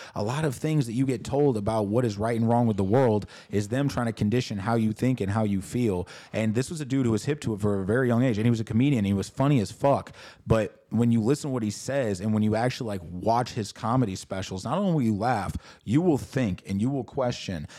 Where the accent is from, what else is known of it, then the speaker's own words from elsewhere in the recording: St. Louis, Missouri, United States; I come from St. Louis, Missouri.